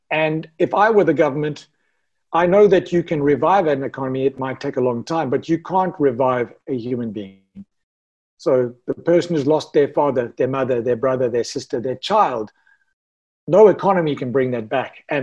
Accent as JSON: {"language": "English", "country": "South Africa", "said": "Ironman South Africa, me being South African"}